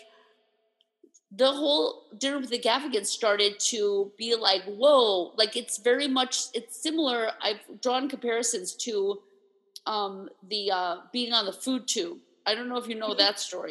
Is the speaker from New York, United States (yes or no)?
yes; New York, United States; As a New Yorker